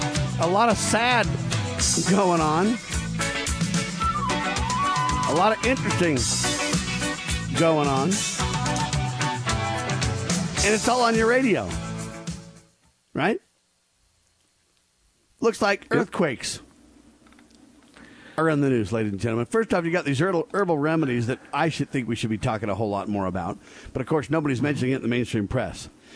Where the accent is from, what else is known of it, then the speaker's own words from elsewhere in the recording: United States; I'm an American